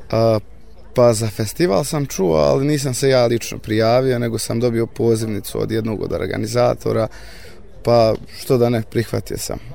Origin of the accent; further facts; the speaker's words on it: Bratunac, Republika Srpska, Bosnia & Herzegovina; dolazim iz Bratunca, imam 23 godine